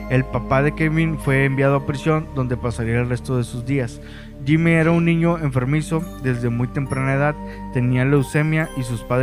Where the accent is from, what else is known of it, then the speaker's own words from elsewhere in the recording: Monterrey, Nuevo León, Mexico; somos de Monterrey